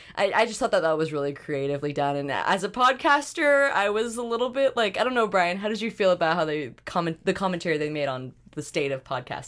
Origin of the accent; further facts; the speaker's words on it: Canada; as a Canadian